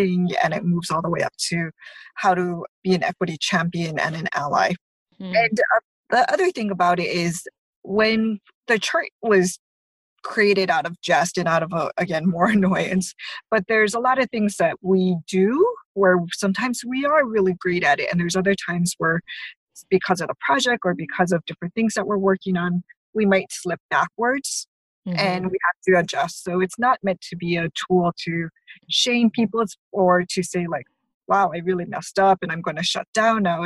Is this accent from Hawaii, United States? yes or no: yes; Hawaii, United States; I grew up in Hawaii, and I grew up part of the Asian majority.